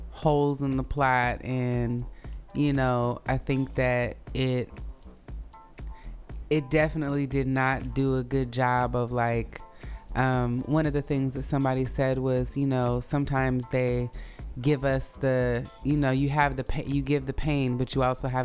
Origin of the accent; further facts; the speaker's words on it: Oakland, California, United States; it reminded me of like how I felt growing up in Oakland around, you know, black people who were from the South, but, you know, here.